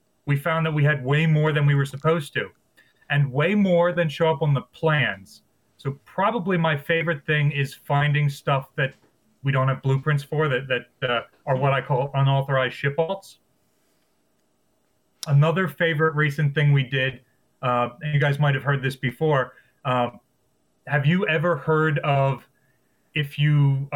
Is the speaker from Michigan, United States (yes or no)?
no; Maryland, United States; that's my home state battleship